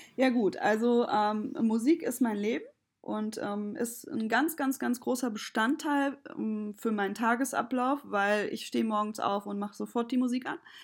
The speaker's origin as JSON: {"language": "German", "town": "Kassel", "region": "Hesse", "country": "Germany", "tie": "born or raised there", "moved": "as an adult", "lives_now": "Düsseldorf, Germany", "said": "bin aber als kleines Kind mit vier Jahren zwischen äh, weggezogen nach Kassel ähm, mit meiner Mutter und bin dort aufgewachsen."}